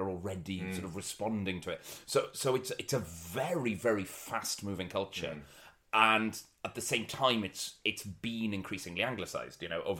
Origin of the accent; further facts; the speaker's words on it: Wales, United Kingdom; I speak Welsh because I went to a Welsh language school, but pretty much I'm like a British kid. Like, you know, I grew up in Anglo-Wales